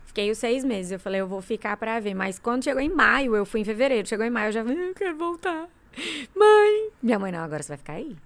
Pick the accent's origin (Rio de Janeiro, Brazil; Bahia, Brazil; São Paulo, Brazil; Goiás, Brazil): Goiás, Brazil; Goiânia; eu sou nascida e criada aqui em Goiânia